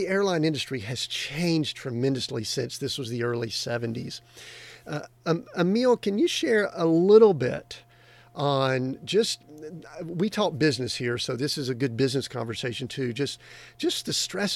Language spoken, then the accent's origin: English; Atlanta area, Georgia, United States; I grew up in the Atlanta area of the United States. And we were in a small town that was a suburb